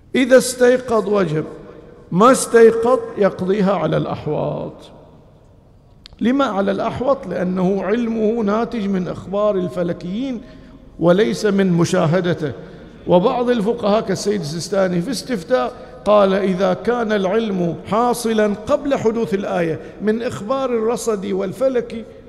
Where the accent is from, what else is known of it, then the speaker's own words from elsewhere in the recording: Bahrain; بلدنا البحرين